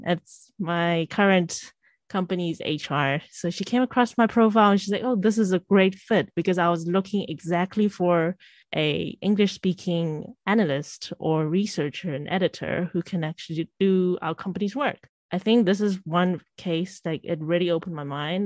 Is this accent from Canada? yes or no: no; South Africa; now in Shanghai, China; I'm also currently now in Shanghai and I'm from South Africa. So in a way, I am a foreigner as well, even though my family is Shanghainese, Chinese